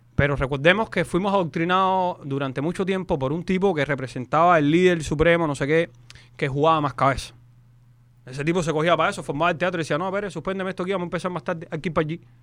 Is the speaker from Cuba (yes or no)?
yes; Cuba; now in Miami, United States; Los cubanos